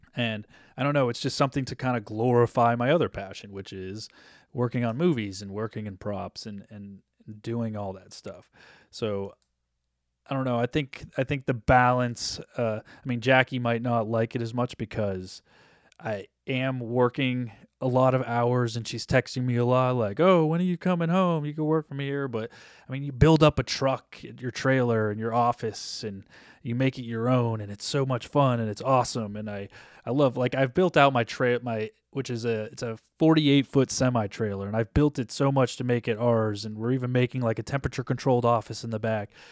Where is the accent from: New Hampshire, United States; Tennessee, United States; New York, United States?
New Hampshire, United States; now in Los Angeles, United States; I grew up in New Hampshire, but live in LA.